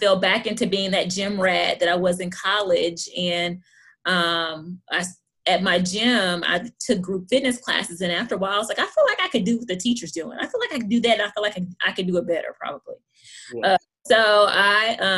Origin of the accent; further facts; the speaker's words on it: Hopkinsville, Kentucky, United States; moved away as an adult; now in Lexington, United States; I'm born and raised in Hopkinsville, Kentucky.